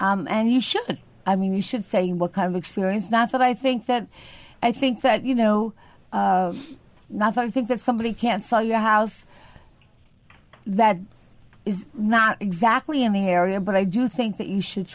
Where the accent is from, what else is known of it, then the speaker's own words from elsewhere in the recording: Syosset, New York, United States; Syosset, which is my hometown